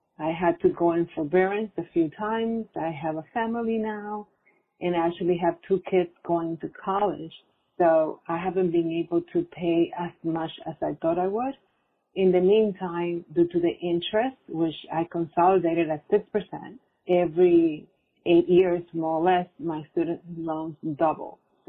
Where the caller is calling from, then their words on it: New York, United States; I'm calling from New York.